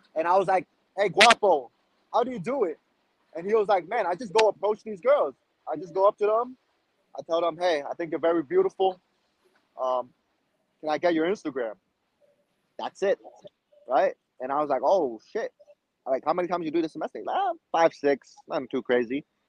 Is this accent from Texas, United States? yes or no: no; New York City, New York, United States; also born or lived in China; I immigrated to New York City from China when I was six years old. Went to middle school, high school here